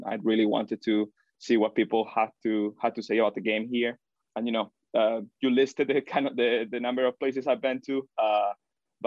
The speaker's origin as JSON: {"language": "English", "town": "Granada", "region": "Andalusia", "country": "Spain", "tie": "born or raised there", "moved": "as an adult", "lives_now": "Michigan, United States", "said": "back in my hometown, Granada"}